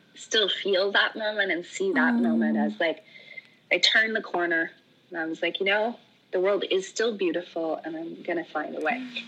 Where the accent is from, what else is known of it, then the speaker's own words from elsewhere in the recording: Oregon, United States; moved away; I'm from Oregon. Oregon's where I call home